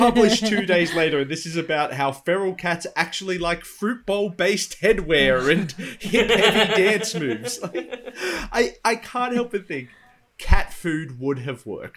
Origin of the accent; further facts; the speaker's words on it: Penrith, New South Wales, Australia; my hometown, as Alice has endured before, has a very big thing about a feral cat. The Penrith Panther is our local cryptid